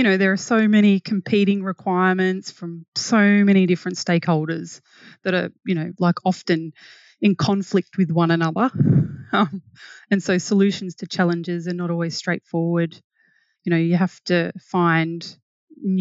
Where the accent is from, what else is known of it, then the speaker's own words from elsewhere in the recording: Wentworth, New South Wales, Australia; now in Brisbane, Australia; I grew up in a small town called Wentworth where the Murray and Darling rivers meet